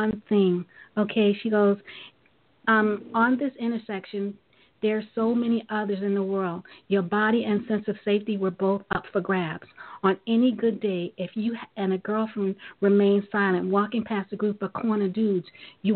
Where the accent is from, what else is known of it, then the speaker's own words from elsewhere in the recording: New York City, New York, United States; I was born and raised in Brooklyn, New York